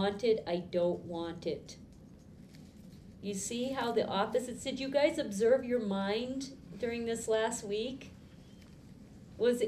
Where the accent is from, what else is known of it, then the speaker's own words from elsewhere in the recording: Boston, Massachusetts, United States; I grew up in Boston.